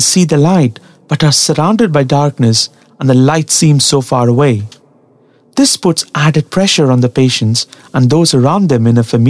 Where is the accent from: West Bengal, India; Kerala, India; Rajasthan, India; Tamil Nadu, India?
Tamil Nadu, India; English is a second language; the place that I come from, Tamil Nadu in South India